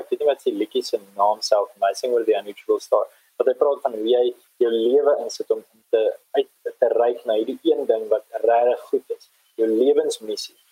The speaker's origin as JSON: {"language": "Afrikaans", "country": "South Africa", "said": "ons as Afrikaners"}